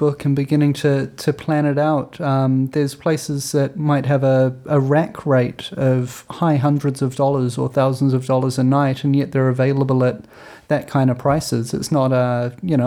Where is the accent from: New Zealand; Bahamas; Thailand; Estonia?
New Zealand; as a foreigner, as a Kiwi